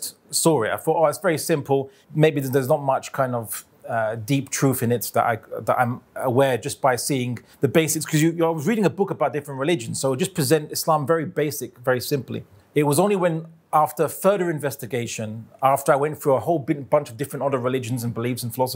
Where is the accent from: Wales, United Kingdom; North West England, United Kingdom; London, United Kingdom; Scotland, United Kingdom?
London, United Kingdom; I was born in London, raised in London, UK.